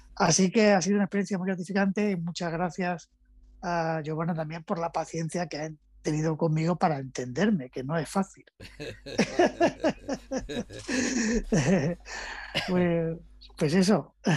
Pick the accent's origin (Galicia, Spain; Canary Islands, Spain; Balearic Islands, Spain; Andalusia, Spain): Andalusia, Spain; accent: Andalusian; yo soy de Andalucía, una región al sur de España, en la que hay una forma muy particular de hablar